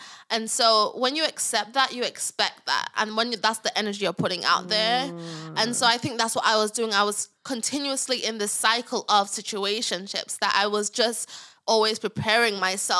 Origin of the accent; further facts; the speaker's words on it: England, United Kingdom; moved away; we're both from England, like we both have the African thing, so we're both Christian and in church